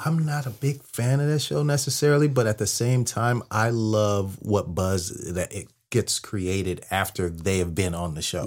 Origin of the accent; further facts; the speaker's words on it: Bay Area, Northern California, United States; moved away; I'm from the Bay Area. I'm from Northern California